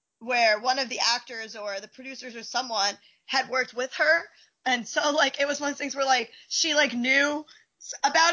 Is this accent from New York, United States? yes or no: no; New Jersey, United States; I'm from New Jersey